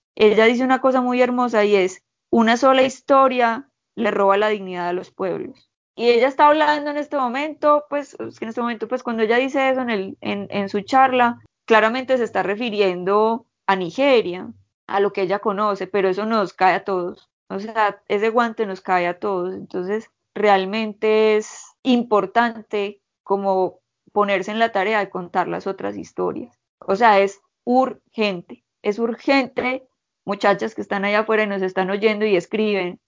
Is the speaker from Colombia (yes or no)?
yes; Colombia